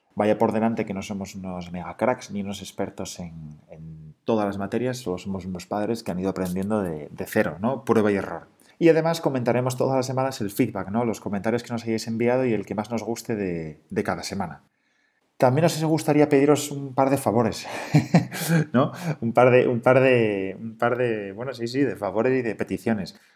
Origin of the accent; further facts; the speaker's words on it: Asturias, Spain; moved away as an adult; somos asturianos